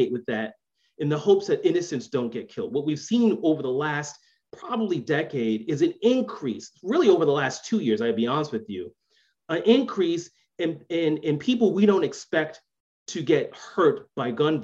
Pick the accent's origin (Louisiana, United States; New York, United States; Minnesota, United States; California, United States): New York, United States; New York City; I grew up in the South Bronx.